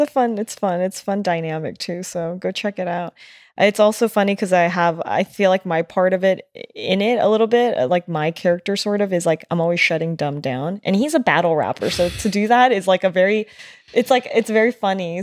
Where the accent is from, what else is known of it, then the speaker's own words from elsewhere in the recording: United States; being Asian American, being born in the U S